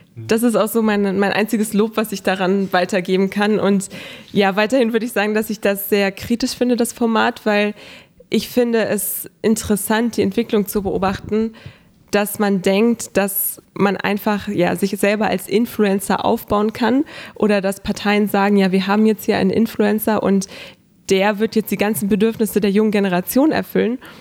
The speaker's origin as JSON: {"language": "German", "town": "Hanover", "region": "Lower Saxony", "country": "Germany", "tie": "born or raised there", "said": "Ich lebe seitdem ich geboren wurde in Hannover, habe dort meine Kindheit verbracht"}